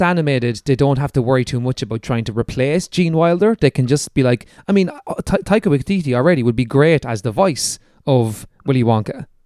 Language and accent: English; Ireland; accent: Irish; It's my Irish accent